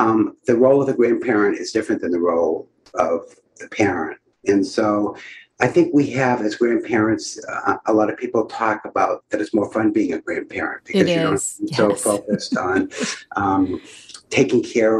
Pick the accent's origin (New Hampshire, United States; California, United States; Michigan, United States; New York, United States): New Hampshire, United States; I'm from New Hampshire.